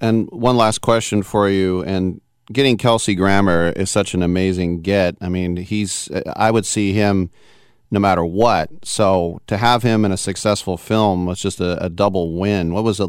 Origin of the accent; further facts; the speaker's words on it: Berkeley, California, United States; I was born in the 60s and I grew up in Berkeley.